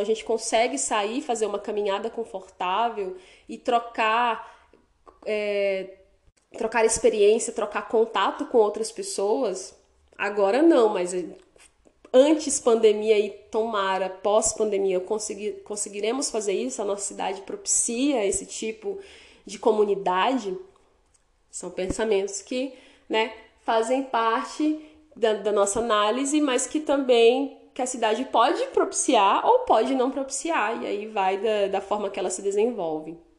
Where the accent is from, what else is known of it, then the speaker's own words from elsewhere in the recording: Porto Velho, Rondônia, Brazil; moved away as an adult; now in Vilhena, Brazil; a minha cidade natal que é Porto Velho